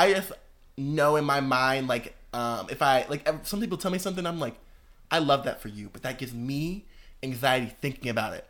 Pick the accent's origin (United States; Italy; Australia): United States; the North; See, and I'm from the North, and I've never heard